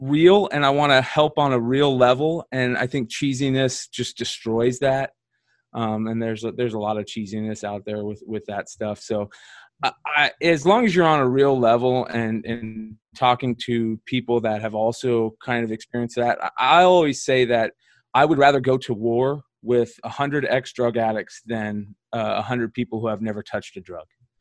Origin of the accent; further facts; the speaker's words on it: Arizona, United States; also born or lived in Nevada; we moved out here when I was like 5 or 6. So I've been out here for, you know, as long as I can remember.